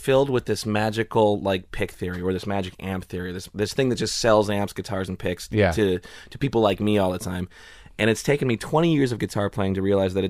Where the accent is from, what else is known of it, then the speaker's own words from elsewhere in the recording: Salinas, California, United States; also born or lived in Springfield, Illinois; California. I was born in the Midwest.